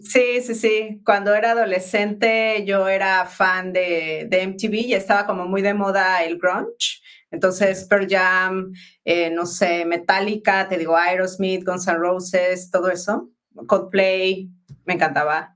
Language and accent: Spanish; Pachuca, Hidalgo, Mexico; moved away as an adult; also born or lived in Mexico City / London / Spain; yo crecí en Pachuca